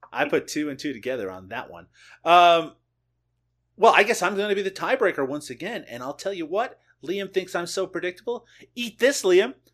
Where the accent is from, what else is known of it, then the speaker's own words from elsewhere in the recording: Canada; as a Canadian